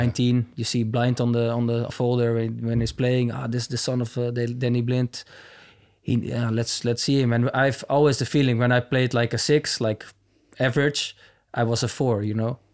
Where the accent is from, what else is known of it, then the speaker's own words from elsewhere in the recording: near Amsterdam, North Holland, Netherlands; moved away as an adult; also born or lived in Manchester, United Kingdom; now in Munich, Germany; I grew up in a, yeah, like I said, a little town next to Amsterdam